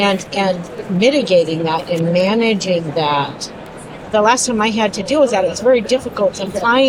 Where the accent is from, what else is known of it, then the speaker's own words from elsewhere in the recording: Portland, Oregon, United States; I'm from Portland, Oregon.